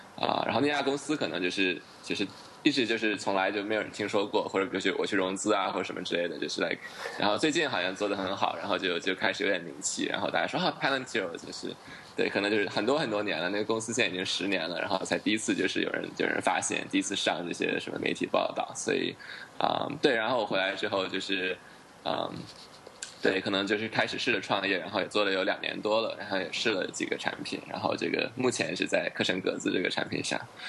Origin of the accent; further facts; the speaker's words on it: United States; moved away as an adult; now in Beijing, China; 我是在 美国长大的，我们， 我是六七岁的时候过去的